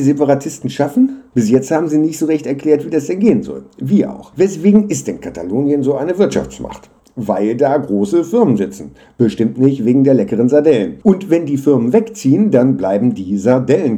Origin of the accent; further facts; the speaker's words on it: Hanover, Lower Saxony, Germany; moved away; also born or lived in Jena; ich komme aus Hannover